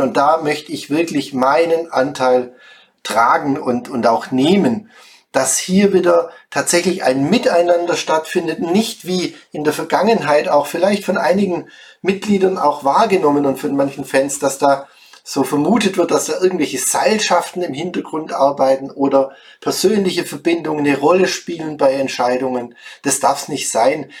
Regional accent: Schwäbisch Gmünd, Baden-Württemberg, Germany; moved away as an adult; now in Heldenstein, Germany; komme gebürtig aus Schwäbisch Gmünd

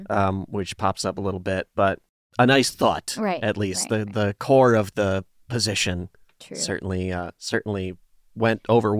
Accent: Canada; I am very Canadian in that respect. I'm always apologizing.

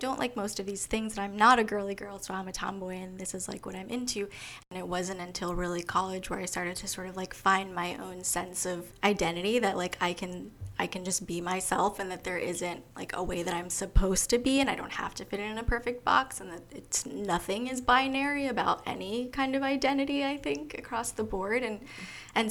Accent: Long Island, New York, United States; I'm actually from Long Island

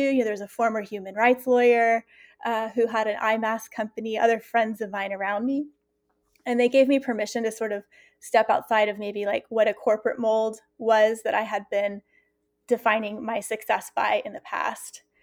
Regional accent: the South, United States; I'm from the South also

